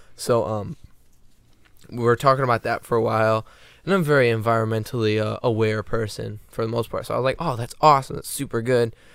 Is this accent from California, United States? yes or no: no; just south of Detroit, Michigan, United States; I'm from just south of Detroit.